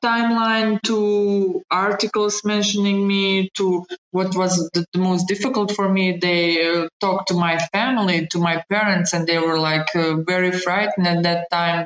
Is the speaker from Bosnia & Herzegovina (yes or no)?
yes; Bosnia & Herzegovina; moved away as an adult; also born or lived in Sarajevo; fleeing my my hometown where I lived for 37 years